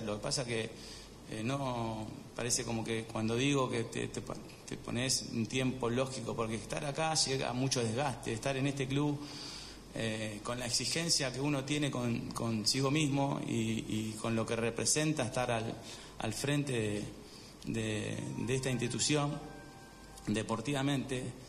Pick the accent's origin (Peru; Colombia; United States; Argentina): Argentina